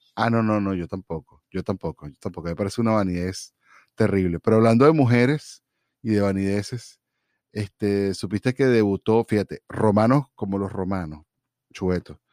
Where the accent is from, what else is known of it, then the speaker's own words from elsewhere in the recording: Venezuela; moved away as an adult; now in United States; cuando yo me fui de Venezuela